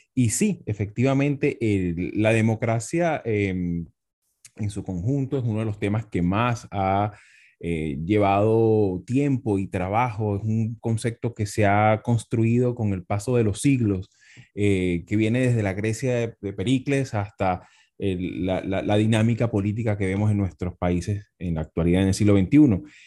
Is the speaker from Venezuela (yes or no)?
yes; Venezuela; also born or lived in Spain; soy politólogo hispano-venezolano